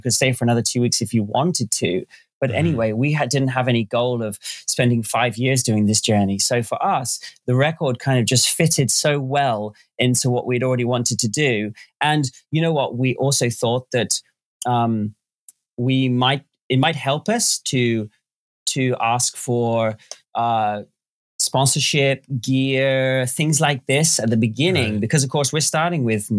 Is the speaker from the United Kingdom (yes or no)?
yes; Northampton, East Midlands, United Kingdom; moved away as an adult; a dealership in my hometown, Northampton, England, called Motorcycle World